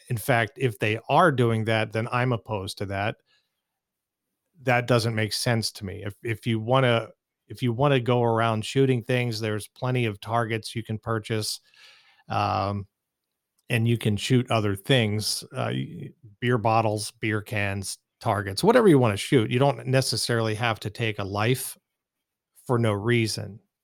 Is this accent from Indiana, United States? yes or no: no; east of Pittsburgh, rural Pennsylvania, United States; now in Phoenix, United States; I grew up in, uh, the rural, uh, parts of Pennsylvania, about thirty miles or so, I would say, uh, east of the city of Pittsburgh